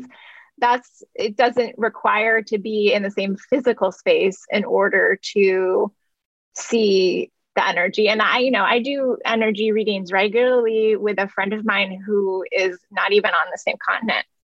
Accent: Vermont, United States; I grew up on the East Coast uh, in Vermont

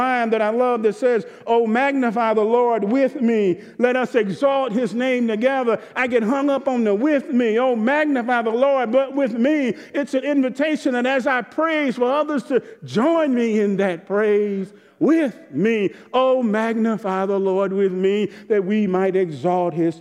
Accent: Jackson, Mississippi, United States; the Methodist church I grew up in Jackson, Mississippi

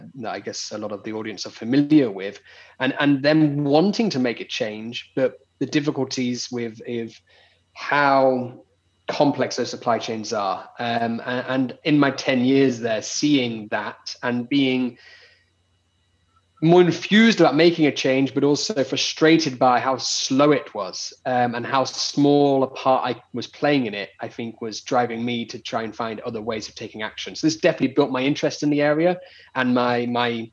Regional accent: United Kingdom; moved away as an adult; now in Barcelona, Spain; I'm British, but so not got the Spanish accent

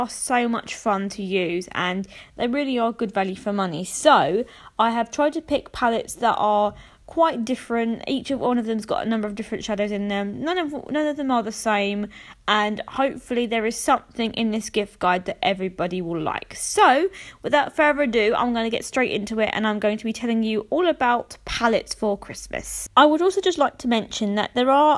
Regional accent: United Kingdom; I'm from the United Kingdom

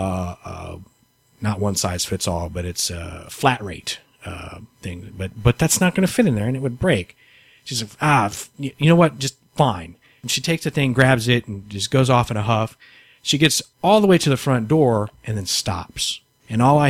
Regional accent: San Antonio, Texas, United States; moved away as an adult; now in Houston, United States; I'm from San Antonio originally

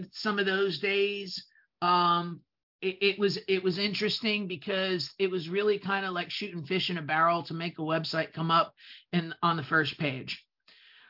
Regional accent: New Jersey, United States; accent: New Jersey; English is a second language; my New Jersey accent

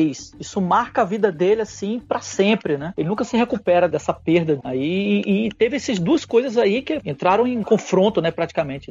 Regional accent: Rio de Janeiro, Brazil; now in João Pessoa, Brazil; Eu moro em João Pessoa, mas eu nasci no Rio de Janeiro, né? Sou carioca

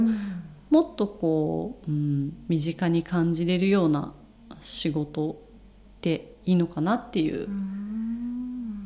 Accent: Shizuoka, Japan; moved away as an adult; now in Tokyo, Japan; 静岡で実家から通えるところっていう選択肢だったので、静岡大学っていうのがあった

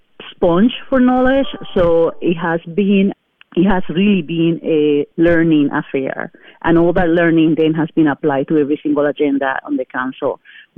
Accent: Puerto Rico; now in Madison, United States; So I am a resident of the city of Madison since 1991. I came here from Puerto Rico, and we settled on the Don Smarsh neighborhood area in 1996 when our son was like 4 months old.

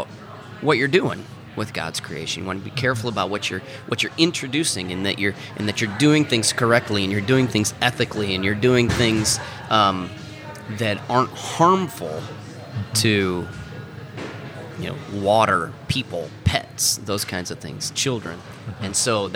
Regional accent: Iowa, United States; moved away as an adult; now in Missouri, United States; I grew up in Iowa

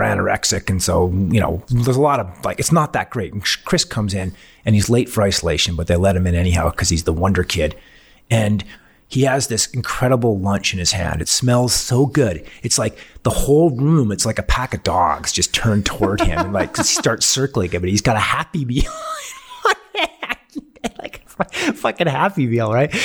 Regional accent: Canadian Rockies, Canada; also born or lived in Europe / Salt Lake City, Utah, United States / Boulder, Colorado, United States; I grew up in the Canadian Rockies

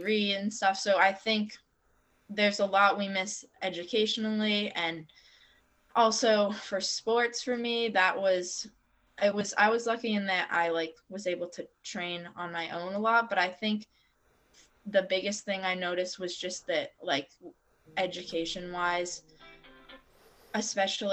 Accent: Waterbury, Vermont, United States; growing up in Waterbury and going to public school all my years

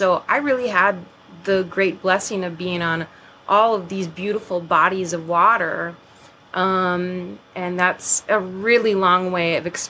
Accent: Turtle Mountains, Lake Metigoshe, North Dakota, United States; I also grew up in the Turtle Mountains, and I grew up on Lake Minnegoshi, and that's where my mom currently lives.

